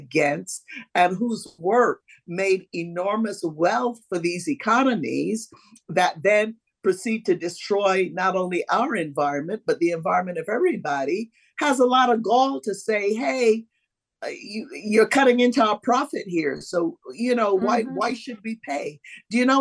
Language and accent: English; Barbados; I'm from Barbados, I'm from an island that created enormous wealth